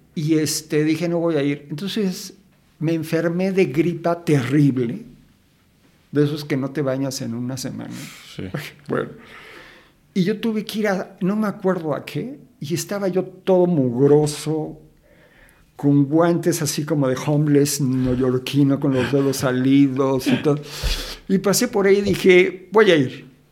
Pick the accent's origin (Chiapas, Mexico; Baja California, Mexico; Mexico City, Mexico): Mexico City, Mexico; also born or lived in Guadalajara; yo nací en Guadalajara. Ajá pero a las horas, casi casi en coche, me trajeron a la Ciudad de México.